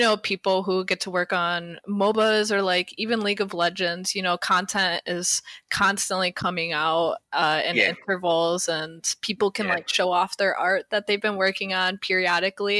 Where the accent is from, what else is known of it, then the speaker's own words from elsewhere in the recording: Detroit, Michigan, United States; moved away as an adult; also born or lived in Illinois / Irvine, California; now in Los Angeles, United States; I'm originally from the Detroit area, Detroit, Michigan